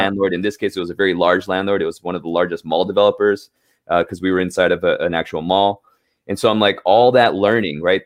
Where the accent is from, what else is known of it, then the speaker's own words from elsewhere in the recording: Los Angeles, California, United States; moved away as an adult; now in New York City, United States; I grew up in Southern California, um, L A specifically.